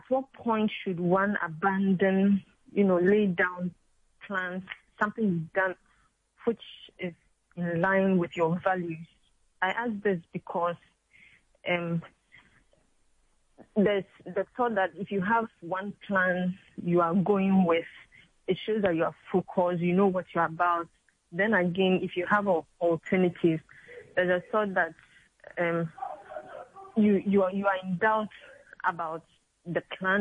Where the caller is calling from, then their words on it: Lagos, Nigeria; I'm calling from Lagos